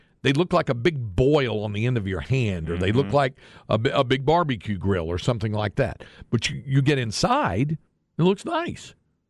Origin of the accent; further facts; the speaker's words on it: North Carolina, United States; I grew up in North Carolina, so we didn't have Major League Baseball around us.